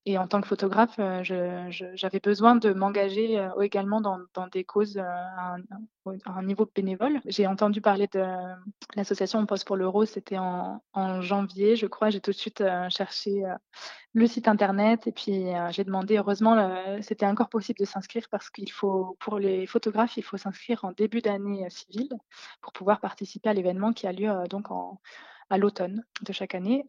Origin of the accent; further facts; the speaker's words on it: Lorraine, Grand Est, France; moved away as an adult; also born or lived in Lyon; now in Isère, France; je viens de Lorraine, mais j'habitais à Lyon depuis six ans et là, je viens de déménager dans l'Isère